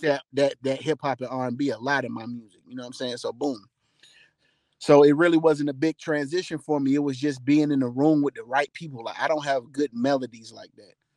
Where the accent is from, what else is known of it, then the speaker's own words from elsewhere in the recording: College Park, Georgia, United States; Panamanian blood, but I'm from Atlanta, Georgia.